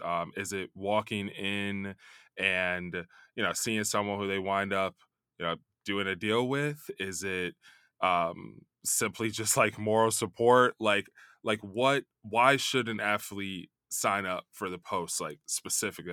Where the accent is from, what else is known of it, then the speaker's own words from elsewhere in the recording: Chicago, Illinois, United States; also born or lived in New York; now in California, United States; I'm from Chicago